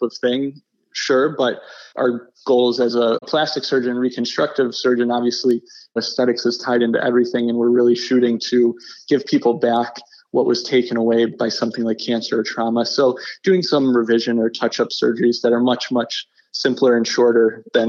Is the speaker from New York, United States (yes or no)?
yes; Buffalo, New York, United States; I'm originally from Buffalo, and I did my training in New York City